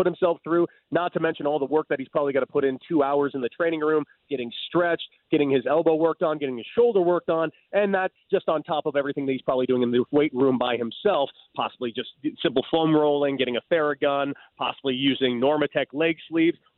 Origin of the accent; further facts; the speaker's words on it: Santa Monica, California, United States; also born or lived in Sherman Oaks, Los Angeles; Born and raised in Santa Monica